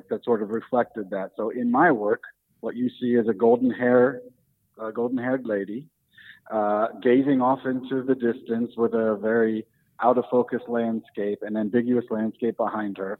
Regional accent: United States; now in Berlin, Germany; I'm an American guy. I live in Berlin now, but I'm born and raised in America

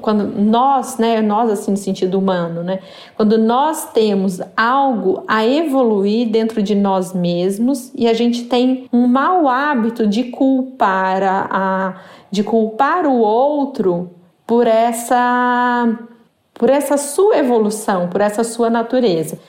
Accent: Brazil

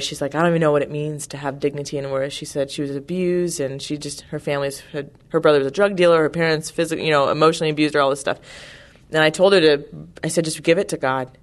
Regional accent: California, United States; I'm from California

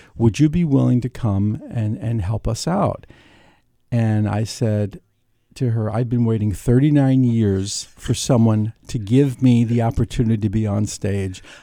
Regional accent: New York City, New York, United States; also born or lived in Brooklyn; I was born in Brooklyn. I was raised in Queens

